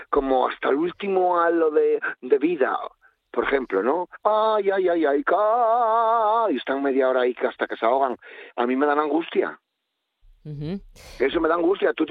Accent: Asturias, Spain; como yo soy asturiano

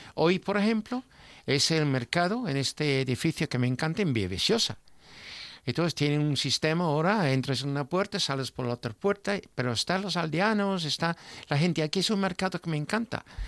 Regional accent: England, United Kingdom; yo como inglés

